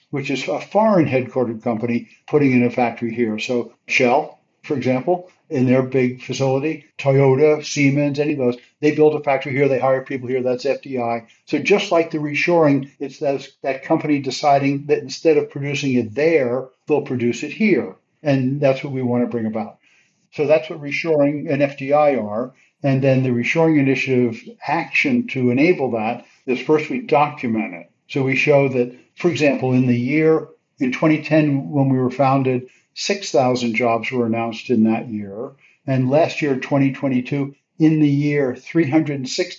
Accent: Elizabeth, New Jersey, United States; I grew up in Elizabeth, New Jersey, and the biggest thing in town was Singer Sewing Machine

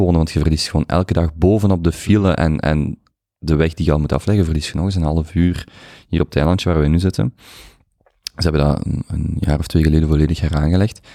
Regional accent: Limburg, Flanders, Belgium; moved away; Ik kom van Limburg

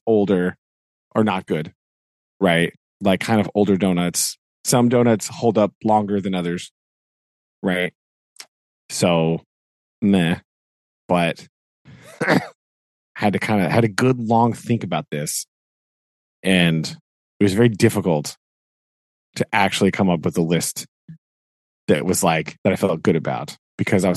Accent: United States; I am American

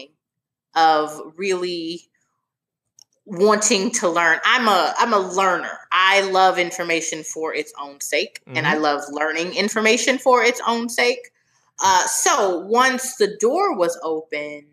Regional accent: Philadelphia, Pennsylvania, United States; moved away as an adult; also born or lived in Washington, District of Columbia, United States; I'm from Philadelphia, so I went to high school in Philly, and then I was in DC for college

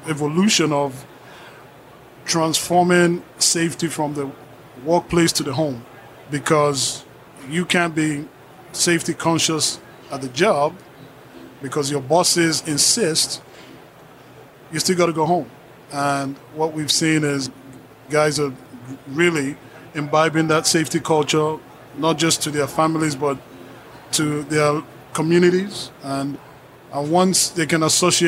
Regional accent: Nigeria; I'm from Nigeria

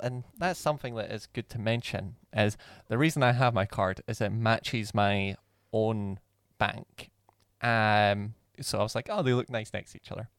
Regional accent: Scotland, United Kingdom; we're from Scotland

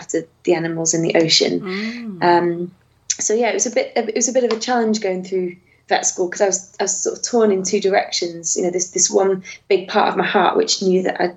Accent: Warrington, North West England, United Kingdom; moved away as an adult; I grew up in Warrington, which is directly between Manchester and Liverpool.

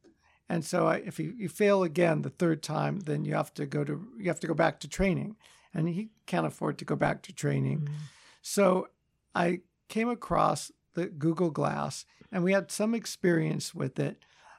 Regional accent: Los Angeles, California, United States; also born or lived in Chicago; So I was born in Chicago, but grew up in Los Angeles in the Valley.

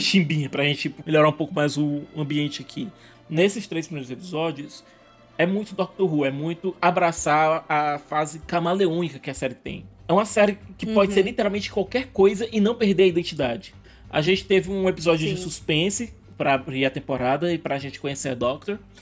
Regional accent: Northeast Region, Brazil; eu também sou nordestino

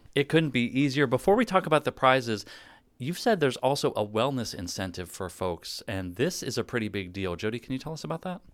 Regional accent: Pittsburgh, Pennsylvania, United States; Growing up in Pittsburgh, my dad listened to country music on the radio

